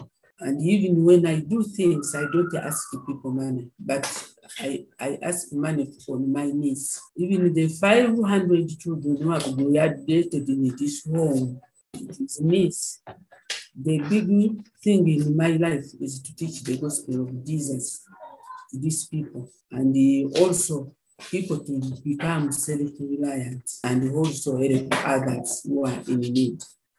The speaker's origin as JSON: {"language": "English", "town": "Mombasa", "region": "Mombasa County", "country": "Kenya", "lives_now": "Uganda", "said": "And I came from Mombasa."}